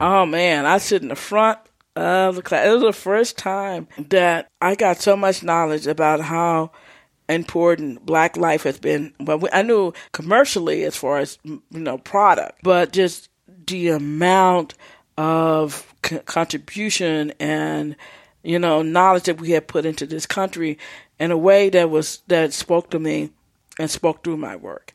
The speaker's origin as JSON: {"language": "English", "region": "Texas", "country": "United States", "said": "I'm from Texas."}